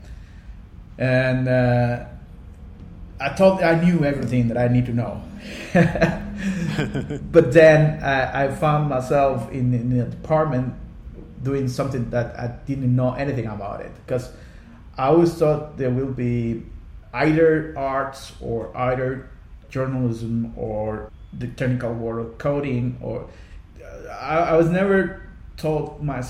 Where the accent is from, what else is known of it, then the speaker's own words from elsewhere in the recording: Costa Rica; first language Spanish; English is a second language; moved away as an adult; also born or lived in Hong Kong; I was born in Costa Rica, right in the Central Valley. I grew up in the middle of coffee farms